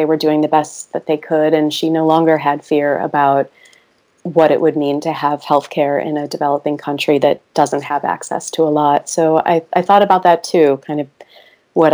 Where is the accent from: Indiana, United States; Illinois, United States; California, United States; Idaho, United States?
Illinois, United States; Chicago; moved away as an adult; also born or lived in Myanmar; here in my hometown, a suburb of Chicago